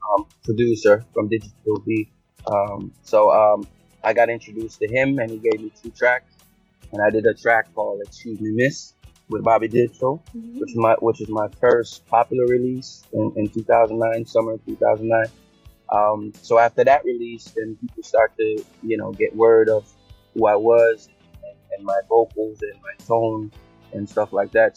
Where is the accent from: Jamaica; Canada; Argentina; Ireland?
Jamaica; now in United States